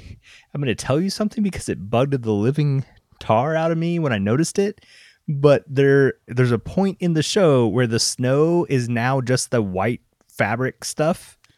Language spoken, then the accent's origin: English; Canada; I'm Canadian